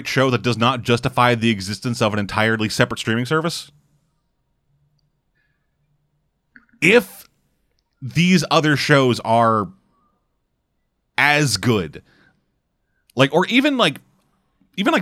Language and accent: English; Canada; I'm Canadian